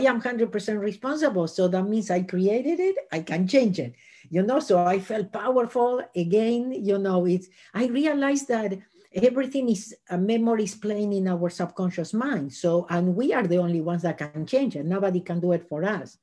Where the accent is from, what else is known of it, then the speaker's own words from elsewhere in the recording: Argentina; moved away as an adult; now in Los Angeles, United States; I was born in Argentina and I lived in Los Angeles for the last 37 years.